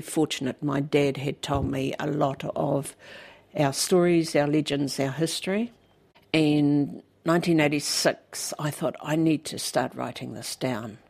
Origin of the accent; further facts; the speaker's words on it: Paparatu, Hawke's Bay, New Zealand; also born or lived in Wairoa; now in Mahia, New Zealand; I was born in Wairoa and we moved to a place called Paparatu in 1961. I turned nine the day after we moved. And and Paparatu was really my home for a very long time. It was it was the home of my childhood, really